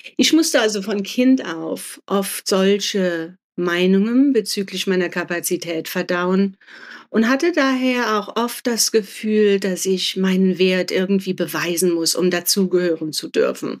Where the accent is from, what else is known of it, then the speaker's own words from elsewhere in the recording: Germany; mein Vater ist Spanier, meine Mutter Deutsche und ich bin in Deutschland aufgewachsen